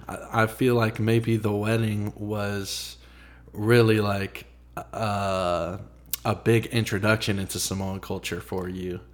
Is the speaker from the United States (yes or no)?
yes; Franklin, Tennessee, United States; also born or lived in Nashville; so I grew up in Franklin. I, I was born in Nashville. We moved to Franklin when I was maybe five or six years old.